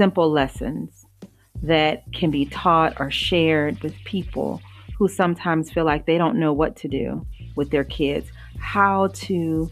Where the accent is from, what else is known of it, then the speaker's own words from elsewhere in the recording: Louisiana, United States; I grew up in Louisiana